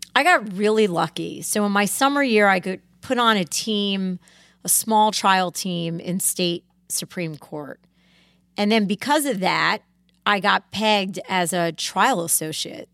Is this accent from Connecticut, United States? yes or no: yes; Greenwich, Connecticut, United States; I grew up in Cascade, which is a part of Greenwich, Connecticut